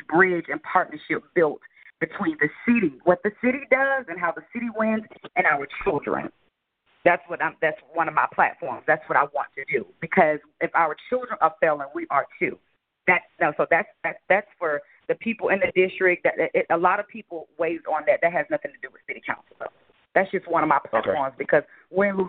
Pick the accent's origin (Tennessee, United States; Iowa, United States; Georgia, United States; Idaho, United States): Georgia, United States; Atlanta; I grew up on Prior Road, which is Carver Homes